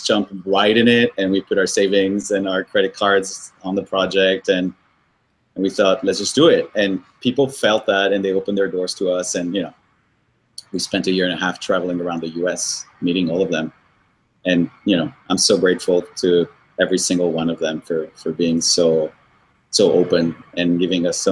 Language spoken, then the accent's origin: English; Paris, Île-de-France, France; also born or lived in Colombia / Brazil / Tokyo / New York; now in United States; I'm Colombian, but I grew up in Paris.